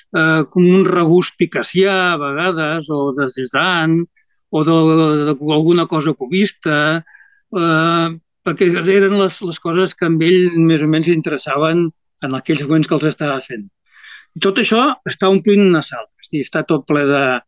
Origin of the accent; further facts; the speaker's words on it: Reus, Catalonia, Spain; jo sóc de les terres del sud, sóc de, de Reus, de, de Reus, de les comarques tarragonines